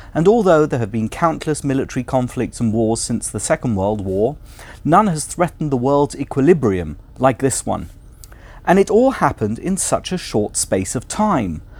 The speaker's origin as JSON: {"language": "English", "region": "London", "country": "United Kingdom", "tie": "born or raised there", "said": "I grew up with Jeremy in London"}